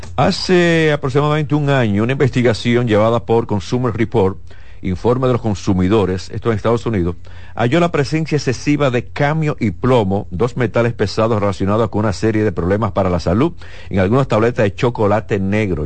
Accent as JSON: {"language": "Spanish", "country": "Dominican Republic"}